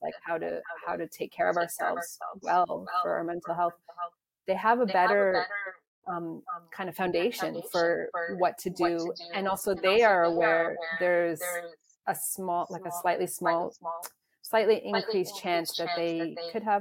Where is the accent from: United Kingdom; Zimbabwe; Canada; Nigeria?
Canada; Toronto, Ontario; also born or lived in South Africa / Calgary; we moved back to Toronto from Calgary